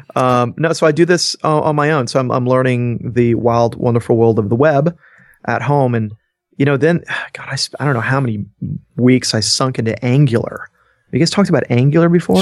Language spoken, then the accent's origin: English; Georgia, United States; I'm from Georgia and there's hospitality in my roots